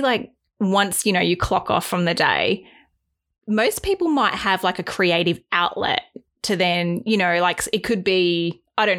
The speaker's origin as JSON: {"language": "English", "country": "Australia", "tie": "born or raised there", "also_born_or_lived": "Los Angeles, United States", "said": "I was born in Australia, but I grew up in the US until I was 9, and my dad's American"}